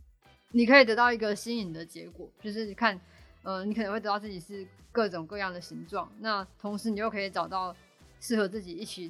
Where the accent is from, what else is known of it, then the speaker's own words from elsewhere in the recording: Tainan, Taiwan; moved away; 希望可以回我的家乡台南，